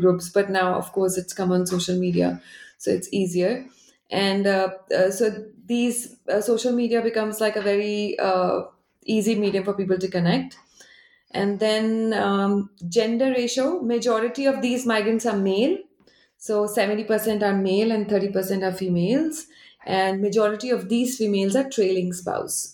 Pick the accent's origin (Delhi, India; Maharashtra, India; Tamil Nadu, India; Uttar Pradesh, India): Delhi, India; moved away as an adult; also born or lived in Tokyo, Japan; now in Berlin, Germany; I grew up in Delhi